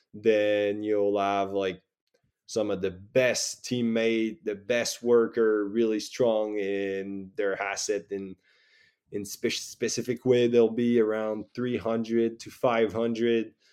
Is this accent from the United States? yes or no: no; Saguenay, Quebec, Canada; moved away as an adult; now in France; back and forward, uh, to my hometown